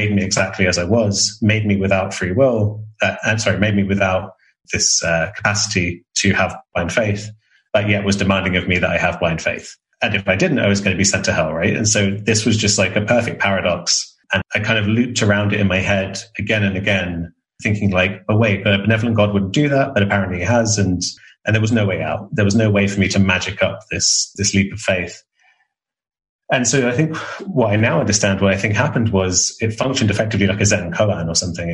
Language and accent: English; England, United Kingdom; I'm English reserved man